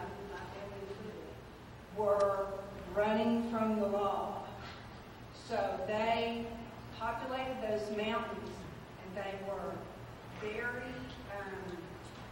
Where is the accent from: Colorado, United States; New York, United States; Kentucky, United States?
Kentucky, United States; Eastern; I grew up in Eastern Kentucky